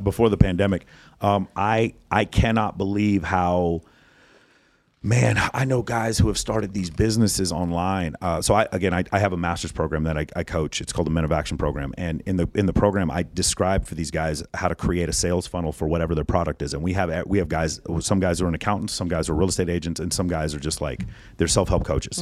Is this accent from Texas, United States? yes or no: yes; Texas, United States; I'm from Texas